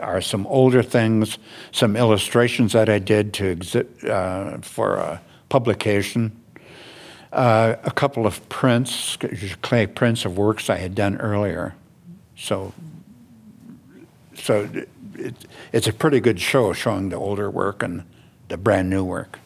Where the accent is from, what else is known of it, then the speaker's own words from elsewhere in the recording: Ely, Minnesota, United States; moved away; retired. I'm a retired teacher. And I'm from Ely originally